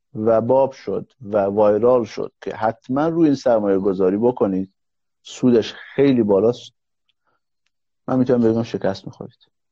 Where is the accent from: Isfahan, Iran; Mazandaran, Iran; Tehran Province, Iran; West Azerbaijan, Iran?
West Azerbaijan, Iran; Mahabad; تو شهر خودم مهاباد